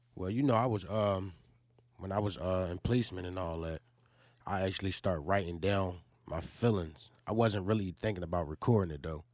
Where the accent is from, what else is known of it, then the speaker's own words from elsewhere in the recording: Philadelphia, Pennsylvania, United States; I'm from Huntington Park, man. North Philly